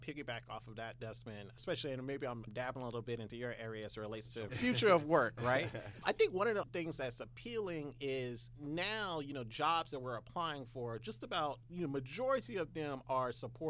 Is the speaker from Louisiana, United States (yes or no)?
yes; New Orleans, Louisiana, United States; also born or lived in Houston, Texas; now in Atlanta, United States; I'm born and raised in New Orleans.